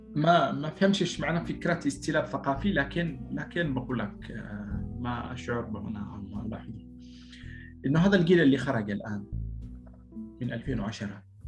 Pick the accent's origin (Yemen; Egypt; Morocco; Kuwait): Yemen; Sanaa, Amanat Al Asimah; moved away as an adult; also born or lived in Paris, France; now in France; انا جاي من صنعاء